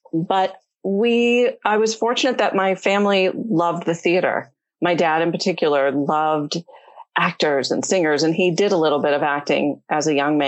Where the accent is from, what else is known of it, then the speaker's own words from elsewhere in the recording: Detroit, Michigan, United States; I grew up in Michigan in the Detroit area